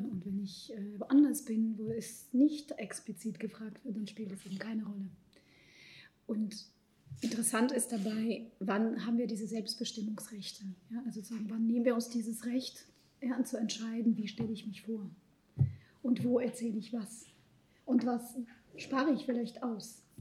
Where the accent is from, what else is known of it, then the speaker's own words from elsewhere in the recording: Lviv, Lviv Oblast, Ukraine; born there; also born or lived in Israel; Ich bin in Lemberg geboren. Ich sage auch ganz explizit Lemberg, Lviv und nicht Ukraine. Ich bin dort geboren, dort kommt Teil meiner Familie her